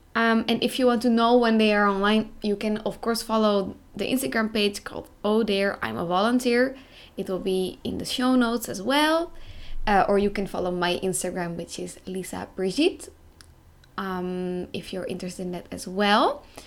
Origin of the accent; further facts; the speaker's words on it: Netherlands; moved away as an adult; now in Croatia; I am from the Netherlands